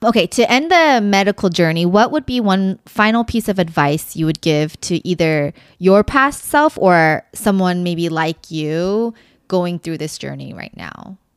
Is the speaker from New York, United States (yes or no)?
no; Dallas, Texas, United States; I grew up in Dallas